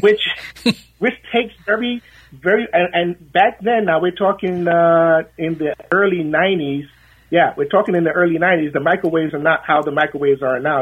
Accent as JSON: {"language": "English", "region": "London", "country": "United Kingdom", "tie": "born or raised there", "moved": "yes", "said": "I was born in London, England, in 1964"}